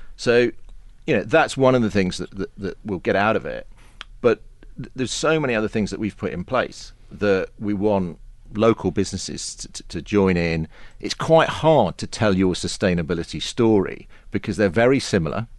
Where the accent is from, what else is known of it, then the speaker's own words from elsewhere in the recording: England, United Kingdom; for a Pom